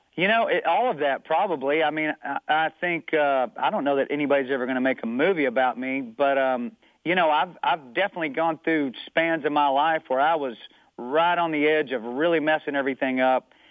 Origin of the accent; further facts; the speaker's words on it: Amarillo, Texas, United States; moved away; also born or lived in Tennessee; I grew up in Amarillo, Texas, which is up in the panhandle of Texas